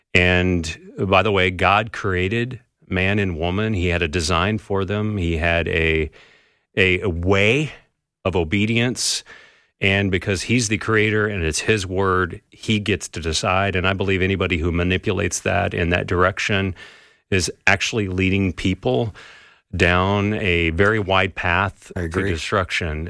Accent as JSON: {"language": "English", "region": "California", "country": "United States", "tie": "born or raised there", "said": "I grew up in California"}